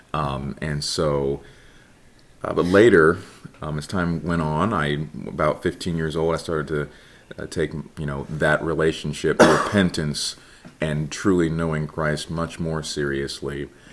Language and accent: English; Ireland, Indiana, United States; also born or lived in Jasper, Indiana; I grew up in Jasper, Indiana, that okay. that area specifically Ireland, Indiana, okay. very very small town